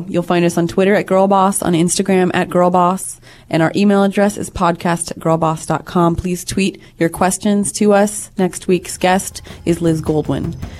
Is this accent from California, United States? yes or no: yes; Sacramento, California, United States; I'm from Sacramento